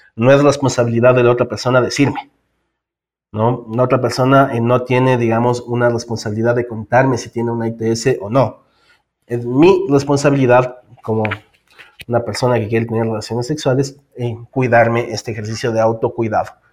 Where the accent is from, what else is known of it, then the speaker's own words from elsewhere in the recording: Ecuador; also born or lived in Quito; soy eh, del Ecuador, vivo en Quito